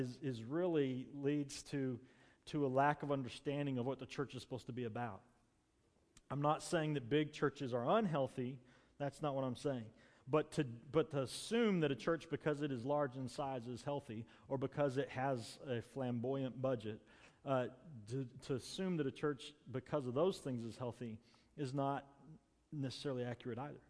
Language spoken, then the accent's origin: English; United States; as American Christians, as American church